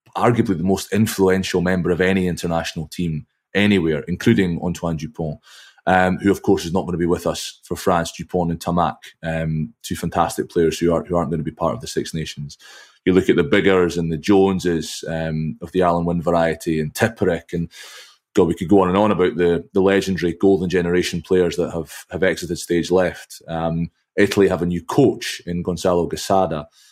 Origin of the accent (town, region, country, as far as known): Scotland, United Kingdom; also born or lived in England